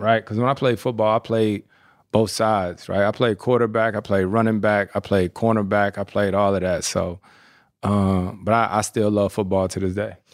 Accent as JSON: {"language": "English", "region": "North Carolina", "country": "United States", "tie": "born or raised there", "moved": "as an adult", "said": "I'm born and raised in North Carolina"}